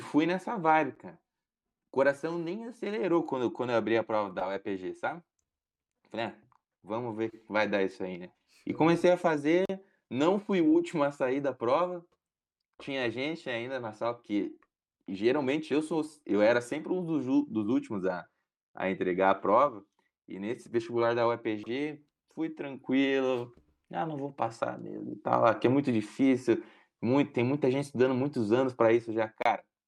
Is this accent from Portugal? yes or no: no; Paraná, Brazil; Eu tinha um desejo muito grande de fazer federal, de continuar aqui na minha casa, na minha cidade onde eu cresci, com os meus pais